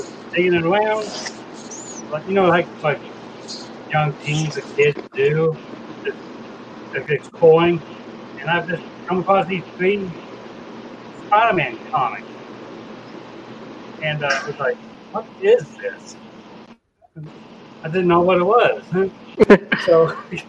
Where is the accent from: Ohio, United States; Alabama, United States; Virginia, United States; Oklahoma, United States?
Oklahoma, United States; also born or lived in Dallas, Texas; I was born in Dallas, Texas. I grew up in Oklahoma for a good portion of my life.